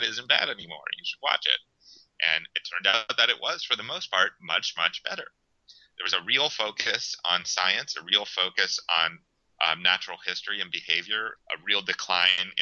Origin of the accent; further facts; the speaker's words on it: Western Pennsylvania, United States; now in Miami, United States; I grew up in Western Pennsylvania.